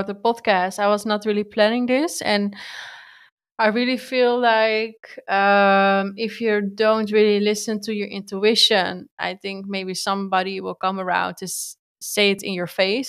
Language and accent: English; Netherlands; English is a second language; I'm from Holland. I thought, okay, my English is not so good.